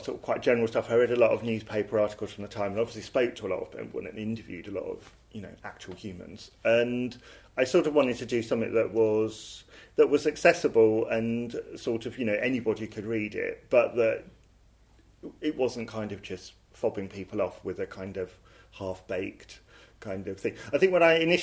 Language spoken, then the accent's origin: English; Croydon, London, United Kingdom; also born or lived in Elephant and Castle, London; So I'm from Croydon, from a housing estate outside Croydon, New Addington